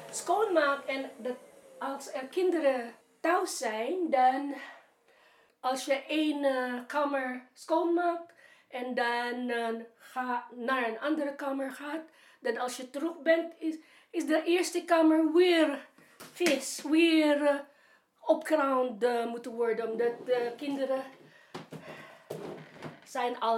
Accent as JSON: {"language": "Dutch", "country": "Philippines", "second_language": "Dutch", "moved": "yes", "lives_now": "Netherlands", "said": "Ik kom uit de Filipijnen. Ik ben een oude domestic worker. Ik ben al 67."}